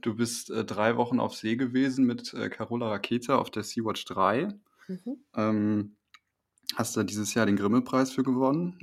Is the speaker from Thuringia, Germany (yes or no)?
no; Wipperfürth, North Rhine-Westphalia, Germany; ich komme aus dem Bergischen